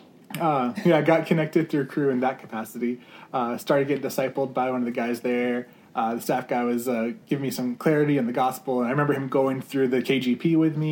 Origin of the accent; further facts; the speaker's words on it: Phoenix, Arizona, United States; also born or lived in Iowa; now in Tucson, United States; I was actually born in Iowa and grew up in the Phoenix area